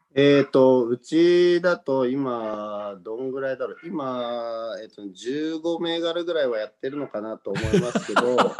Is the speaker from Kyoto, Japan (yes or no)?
no; Nagano, Japan; moved away as an adult; also born or lived in Tokyo; 東京から離れて地元の長野に戻ってくる